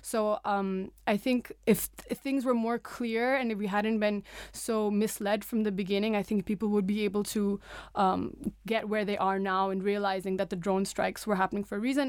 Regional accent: Pakistan; also born or lived in United States; being, like, a Pakistani Muslim

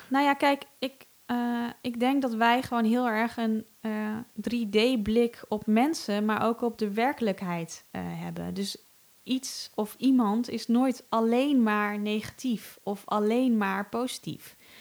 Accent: Netherlands; als Nederlander slash rijke westerling

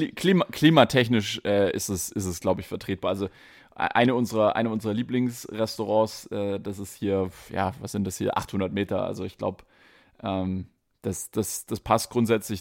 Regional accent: Stuttgart, Baden-Württemberg, Germany; accent: Swabian; dass ich äh, aus Stuttgart komme

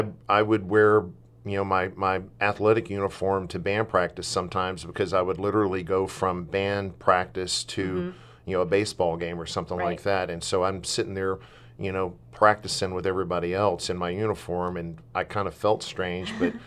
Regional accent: the South, United States; I told you I'm from the South.

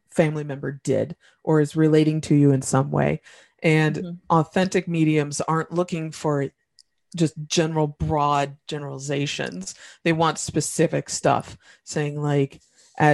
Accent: Indiana, United States; I'm from Indiana

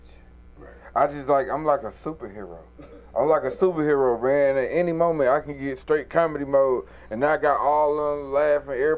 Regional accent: Atlanta, Georgia, United States; also born or lived in Douglas County, Georgia / Douglasville, Georgia; I'm from Atlanta, Georgia, man. I was born and raised in Atlanta

